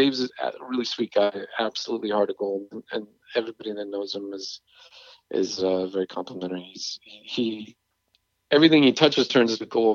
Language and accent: English; England, United Kingdom; moved away; growing up in England